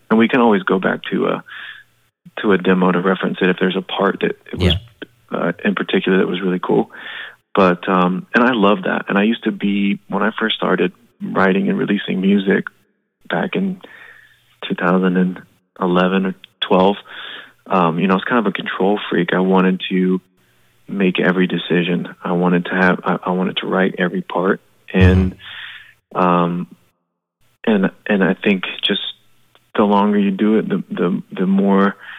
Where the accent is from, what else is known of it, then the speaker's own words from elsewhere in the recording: Florida, United States; we're from Florida